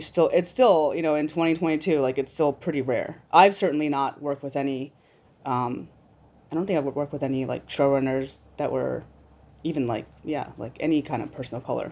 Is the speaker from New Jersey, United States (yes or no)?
no; New York City, New York, United States; I'm a New Yorker